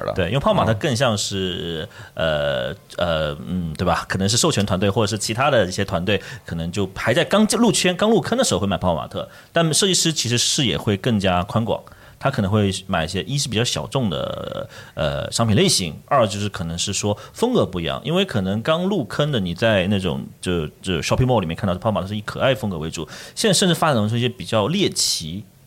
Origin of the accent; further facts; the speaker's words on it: China; 我们中国人其实不乏做这种微创新的能力的